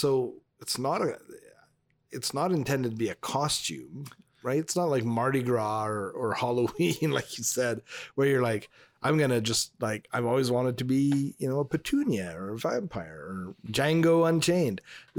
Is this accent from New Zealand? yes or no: no; Northern Canada, Canada; Well, we're from Northern Canada, so we're dressing like the Inuit.